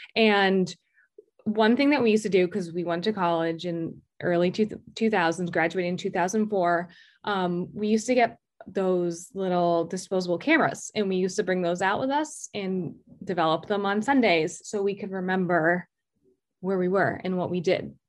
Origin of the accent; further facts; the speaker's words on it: Greenwich, Connecticut, United States; also born or lived in Maine; I'm from Greenwich, Connecticut